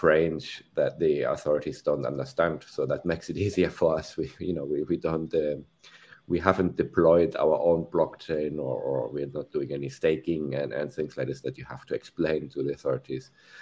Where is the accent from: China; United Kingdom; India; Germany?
Germany; moved away as an adult; now in Spain; I'm from Germany originally.